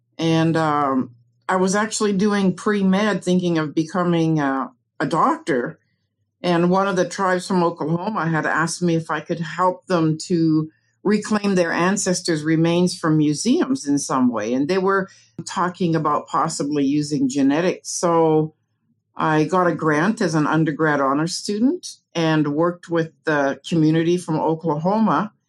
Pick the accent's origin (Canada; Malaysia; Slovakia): Canada; moved away as an adult; now in United States; Well, I moved to the USA from Canada, I think it was in 1995, as a way to find an area where my son had really bad asthma and allergies, where he could live better. And we ended up in the Ozarks